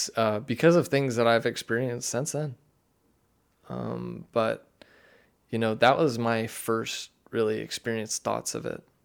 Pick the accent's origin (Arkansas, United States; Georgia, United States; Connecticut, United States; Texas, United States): Arkansas, United States; Siloam Springs; I grew up in Siloam